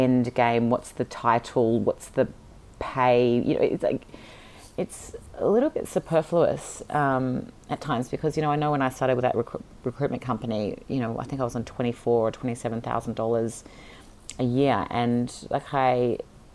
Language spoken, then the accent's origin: English; Sydney, New South Wales, Australia; I was born and raised in Sydney